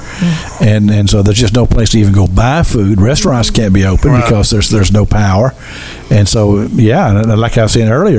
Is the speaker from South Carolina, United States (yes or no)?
no; Kentucky, United States; I'm from Kentucky